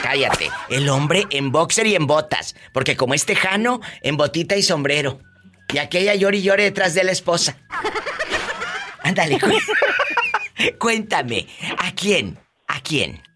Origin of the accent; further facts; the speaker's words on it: Mexico; now in United States; nuestro México lindo y querido